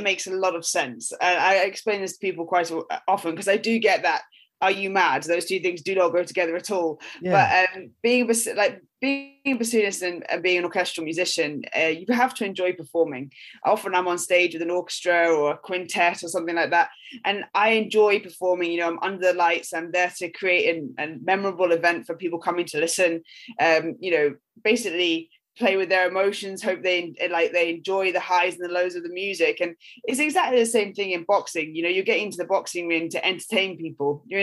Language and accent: English; Luss, Scotland, United Kingdom; moved away as an adult; also born or lived in London; I grew up in Loch Lomond. My family have a farm at the top of Glen Luss. So I went to primary school in Luss, the tiny little village there.